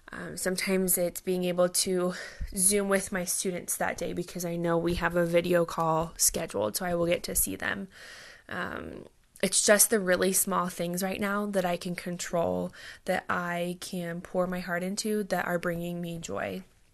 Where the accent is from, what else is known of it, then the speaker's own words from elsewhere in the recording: Fremont, Nebraska, United States; now in Lincoln, United States; I am originally from Fremont, Nebraska, but now I live and work in Lincoln, Nebraska with my husband, Nathan.